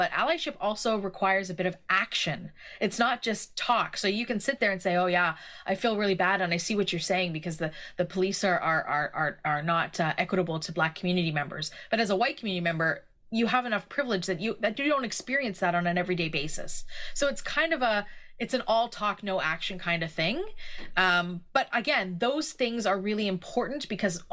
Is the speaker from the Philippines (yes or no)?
no; Canada; as a Canadian